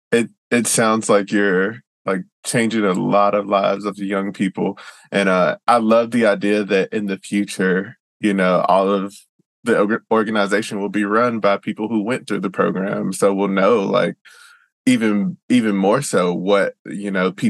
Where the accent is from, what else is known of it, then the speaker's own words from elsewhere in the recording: the South, United States; I'm I'm from the South too, so I tend to have a um, an idea that white people don't want to help black people